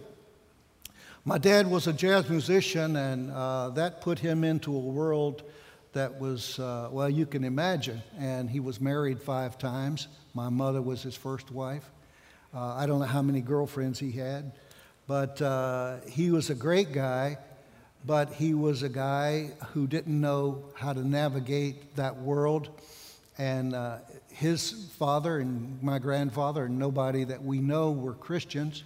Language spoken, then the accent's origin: English; Outer Banks, North Carolina, United States; moved away as an adult; also born or lived in Spain; I'm from North Carolina, from the Outer Banks is my home. And grew up like so many of you